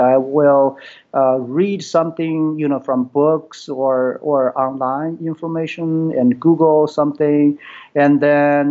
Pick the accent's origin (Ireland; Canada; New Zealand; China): China; English is a second language; moved away as an adult; now in United States; I was born in China. Then I came to U.S. in 1985 and for education. So that time I had my bachelor degree in physics.